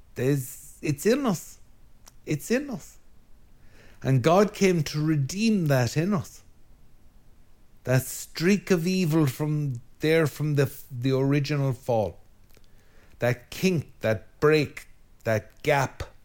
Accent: Ireland; speaking as an Irishman

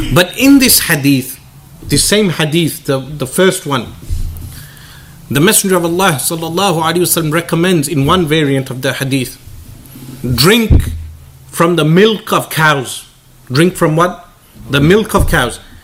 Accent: United Kingdom; me being a British boy, not being raised in Pakistan

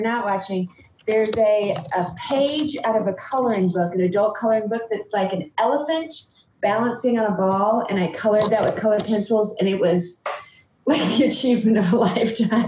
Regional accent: Boiling Springs, South Carolina, United States; now in Michigan, United States; when I was growing up in South Carolina, I was tan and blonde

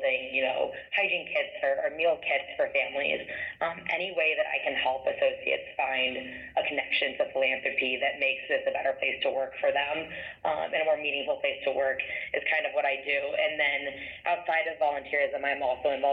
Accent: Columbus, Ohio, United States; also born or lived in Oxford, Ohio; I grew up in Columbus and, you know, always loved Columbus. I was very passionate about this city, which I'm back in now.

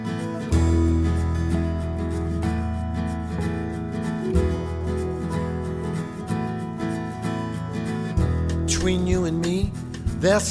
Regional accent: Chicago, Illinois, United States; moved away as an adult; I'm from Chicago

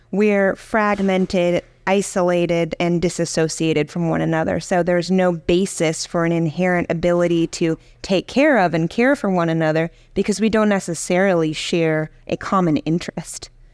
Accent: Virginia, United States; I grew up in Virginia

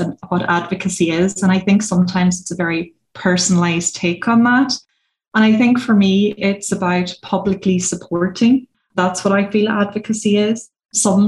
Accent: Donegal, Ulster, Ireland; also born or lived in Australia; I'm very typically Irish, rural Irish person. I come from Donegal.

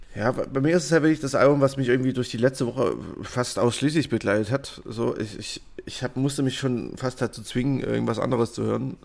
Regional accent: Germany; als Deutscher

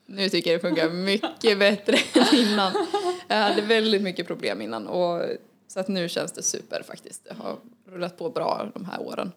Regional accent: Falun, Dalarna County, Sweden; född och uppvuxen i Falun. Bor även i Falun just nu.

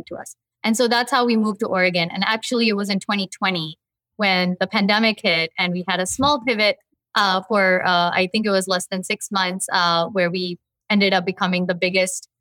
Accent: Mumbai, Maharashtra, India; also born or lived in New Jersey, United States / Houston, United States; now in Albany, United States; I was born in Mumbai, a huge metropolitan, world capital, and then I lived on the East Coast

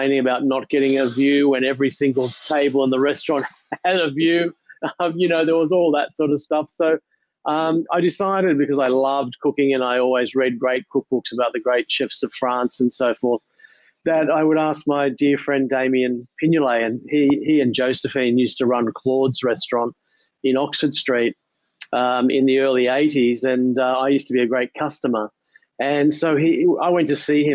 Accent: Sydney, New South Wales, Australia; I grew up in Ballface Point, actually, in the southern suburbs of Sydney

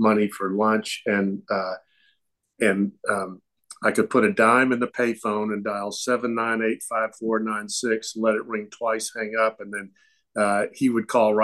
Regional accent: Augusta, Georgia, United States; moved away as an adult; also born or lived in Carmel Valley, California / Florida; now in Sonoma County, United States; Growing up in Augusta, Georgia

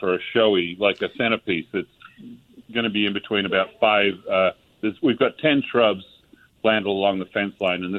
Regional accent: California, United States; now in Granbury, United States; We're transplants from California

